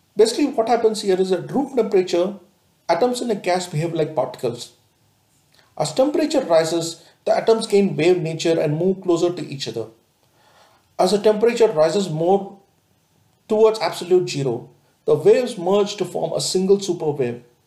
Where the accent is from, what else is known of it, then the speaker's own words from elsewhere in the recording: India; we as an Indian